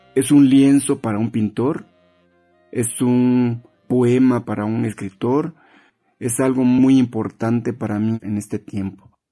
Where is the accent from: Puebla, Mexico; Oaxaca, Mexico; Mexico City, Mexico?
Oaxaca, Mexico; Juchitán de Zaragoza; soy originario de Juchitán de Zaragoza, Oaxaca, soy hablante del zapoteco Odiyaza.